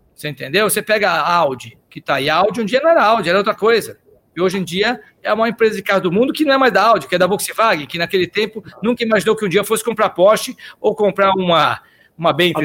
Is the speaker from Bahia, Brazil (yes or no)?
no; São Paulo, Brazil; also born or lived in Austria; eu sou um cara que nasci aqui em São Paulo, comecei a trabalhar com 17 anos de guia turístico